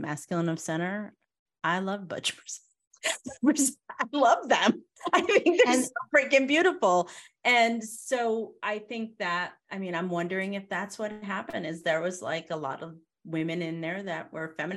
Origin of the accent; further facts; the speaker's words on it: Connecticut, United States; moved away as an adult; now in the South, United States; I'm in the South now versus being in Connecticut. We're both from Connecticut.